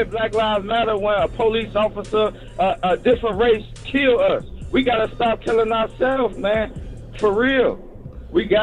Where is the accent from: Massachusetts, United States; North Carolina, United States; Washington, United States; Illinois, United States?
Illinois, United States; Chicago; moved away; man. I'm from Chicago